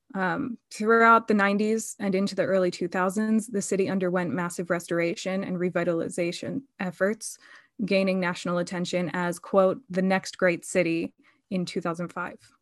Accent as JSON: {"language": "English", "area": "just outside of Philadelphia", "region": "Pennsylvania", "country": "United States", "tie": "born or raised there", "moved": "yes", "said": "I grew up just outside of Philadelphia, and then I lived within Philadelphia in North Philly for, um, a number of years in adulthood"}